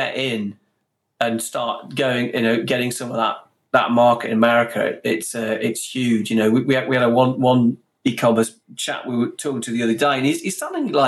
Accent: Stoke-on-Trent, West Midlands, United Kingdom; two boys from Stoke

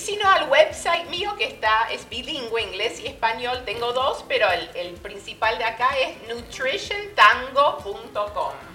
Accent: Argentina; now in Phoenix, United States; como soy de Argentina, pero viví tantos años en Argentina

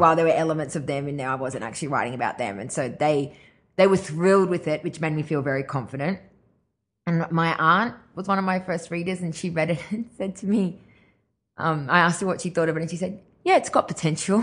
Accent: Grafton, New South Wales, Australia; moved away; also born or lived in Ireland / Brisbane / Gold Coast; us being in Grafton

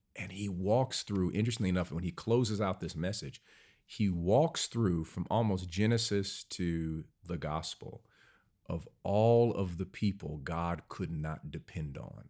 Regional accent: Cleveland, Ohio, United States; I grew up in Cleveland, Ohio

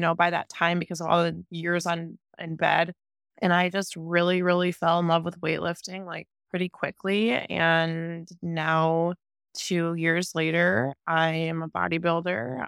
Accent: near Cleveland, Ohio, United States; I am from Ohio, near Cleveland

